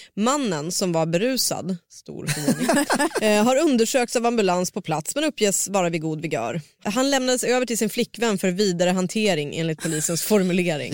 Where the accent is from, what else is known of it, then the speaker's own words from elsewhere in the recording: northern Sweden, Sweden; jag är ju från norra Sverige